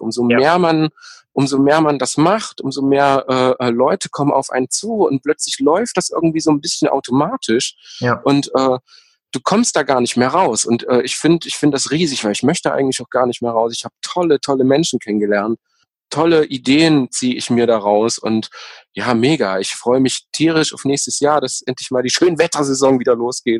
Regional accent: East Germany, Germany; ich, natürlich gebürtiger Ossi

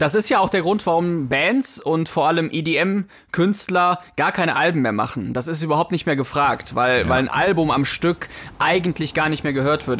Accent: Poland; moved away; ich war früher als, als Kind, war ich auch auf vielen Bauernhöfen und auch äh, da, wo ich herkomme, in, in Polen

